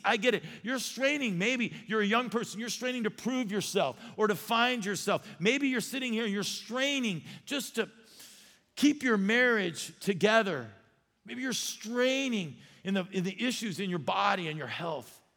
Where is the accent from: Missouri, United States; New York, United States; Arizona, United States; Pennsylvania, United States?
Arizona, United States; I grew up in Arizona and I could not swim